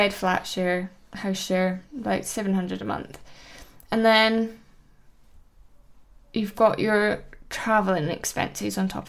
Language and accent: English; Edinburgh, Scotland, United Kingdom; now in London, United Kingdom; Because I'm from Edinburgh